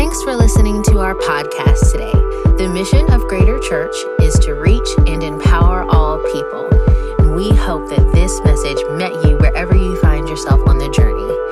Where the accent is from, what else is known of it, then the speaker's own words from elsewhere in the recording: Jamaica; moved away; I'm from Jamaica